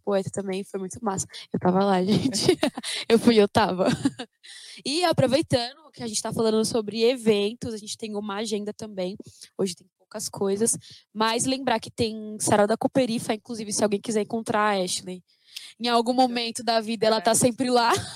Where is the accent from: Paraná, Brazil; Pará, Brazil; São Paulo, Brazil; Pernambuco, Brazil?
São Paulo, Brazil; eu sou nascida e criada no Capão Redondo